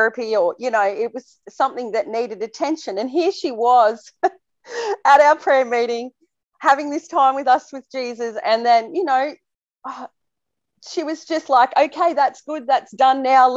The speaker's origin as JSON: {"language": "English", "town": "Temora", "region": "New South Wales", "country": "Australia", "tie": "born or raised there", "said": "my hometown in Temora, Australia"}